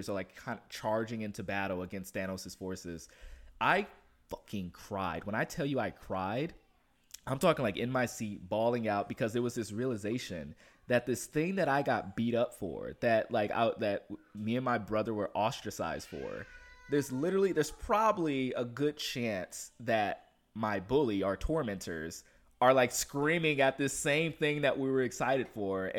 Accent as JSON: {"language": "English", "town": "Compton", "region": "California", "country": "United States", "tie": "born or raised there", "said": "I grew up in Compton. I grew up in Compton"}